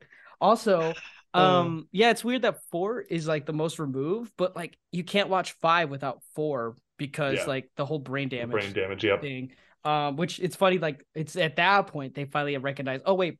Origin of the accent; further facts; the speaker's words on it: Chicago, Illinois, United States; I'm from Chicago. I live in Chicago